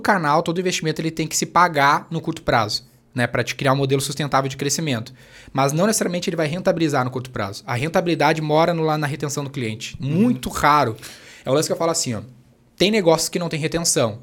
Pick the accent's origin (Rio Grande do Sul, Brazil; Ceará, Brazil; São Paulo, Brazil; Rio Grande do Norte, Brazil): Rio Grande do Sul, Brazil; Canoas; eu venho da periferia do Rio Grande do Sul